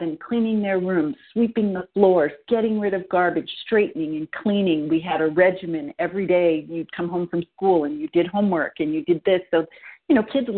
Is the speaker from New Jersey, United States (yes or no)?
no; New York, United States; moved away as an adult; now in San Francisco, United States; we're both from the East Coast. I'm from New York